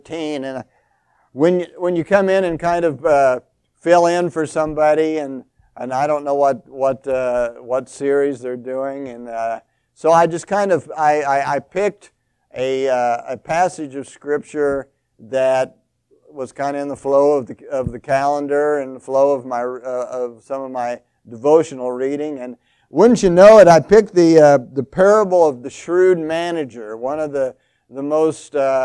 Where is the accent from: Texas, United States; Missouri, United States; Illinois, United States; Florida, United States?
Missouri, United States; St. Joseph; moved away as an adult; also born or lived in South Dakota; I am from St. Joseph, Missouri, and go to Central Christian Church